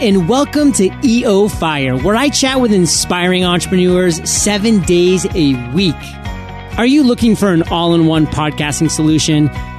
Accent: Maine, United States; I'm from Maine. I want to hear those crackling logs

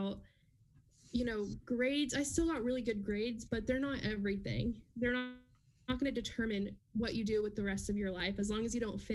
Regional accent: New York, United States; now in Wichita, United States; I'm originally from New York

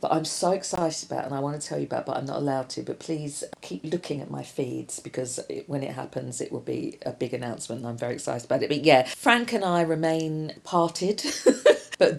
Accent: London, United Kingdom; as you can tell from my accent, I'm from South London.

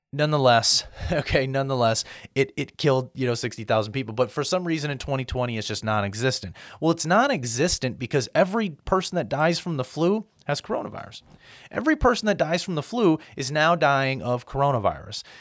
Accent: United States; I'm an American

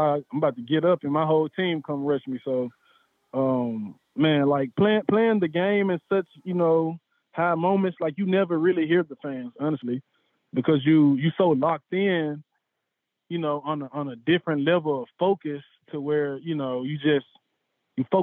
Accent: Memphis, Tennessee, United States; I'm from Memphis

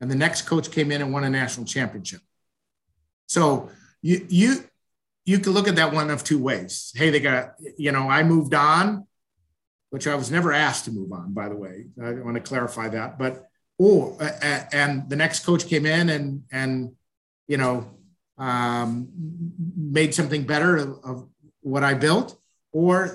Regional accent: Northwest suburbs of Chicago, Illinois, United States; now in Kansas City, United States; I'm from the Northwest suburbs

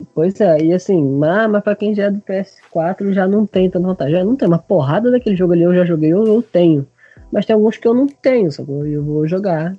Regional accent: Brazil

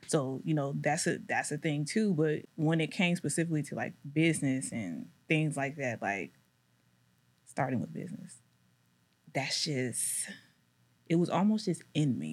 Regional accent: Decatur, Georgia, United States; also born or lived in Louisiana; I grew up in Decatur

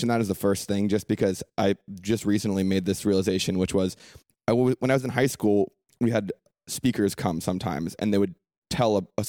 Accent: San Francisco, California, United States; I was, growing up in San Francisco, I think, defined a lot of what I am now because it's an international city. When I was growing up, I'm 29 now

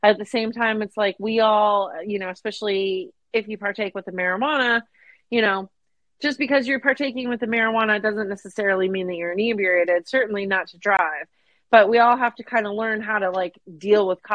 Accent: Phoenix, Arizona, United States; moved away; growing up in the Phoenix area

